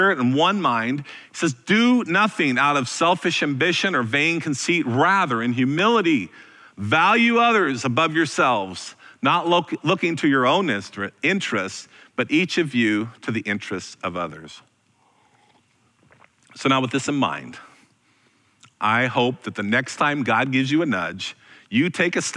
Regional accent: Vernonia, Oregon, United States; also born or lived in Parkrose, Portland, Oregon; I was born and raised out in Vernonia, Oregon

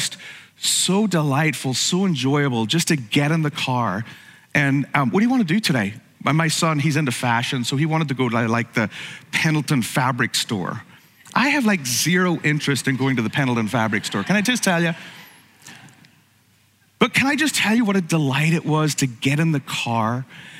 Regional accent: Ireland; growing up in Ireland

